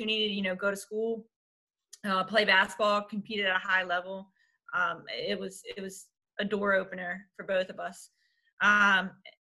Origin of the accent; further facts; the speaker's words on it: Richmond, Virginia, United States; grew up, born and raised in Richmond.